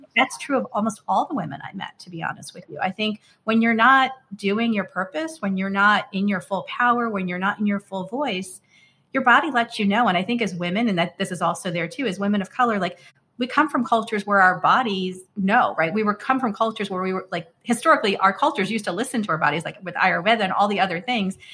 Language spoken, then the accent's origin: English; United States; when you're South Asian and growing up in the United States